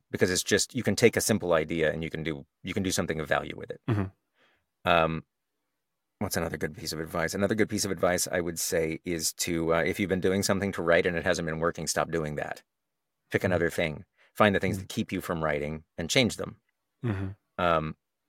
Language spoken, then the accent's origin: English; Texas, United States; accent: Texas; Well, I grew up in Texas, so I used to have an accent.